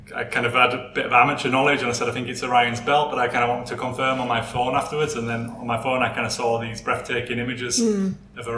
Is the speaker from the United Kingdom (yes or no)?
yes; Halifax, Yorkshire and the Humber, United Kingdom; also born or lived in Switzerland; now in Geneva, Switzerland; I'm originally from Halifax in West Yorkshire, but now I live in Switzerland